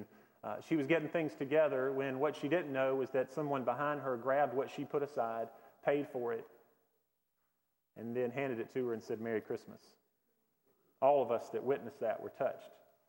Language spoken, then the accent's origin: English; Hendersonville, North Carolina, United States; Growing up in Hendersonville